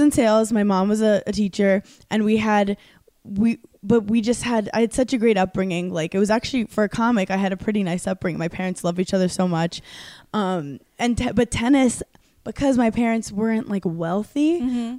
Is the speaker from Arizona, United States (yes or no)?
no; New York City, New York, United States; I'm from Brooklyn, New York originally. Mm-hmm. I'm from a place called Park Slope.